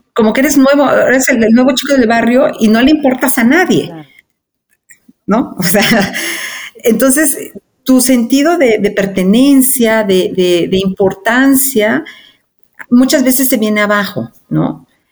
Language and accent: Spanish; Mexico; moved away as an adult; also born or lived in Argentina / Chile